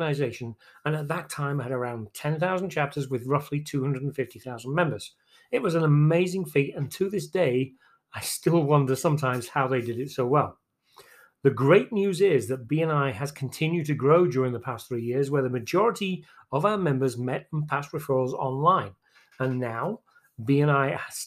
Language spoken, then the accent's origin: English; England, United Kingdom; moved away as an adult; now in Texas, United States; I'm originally from England. I moved to Texas in December 2000